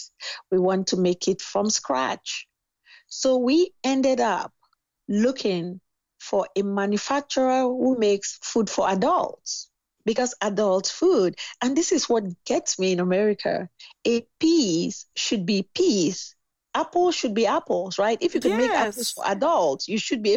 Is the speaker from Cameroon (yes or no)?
yes; Cameroon; moved away as an adult; now in United States; I'm from Cameroon.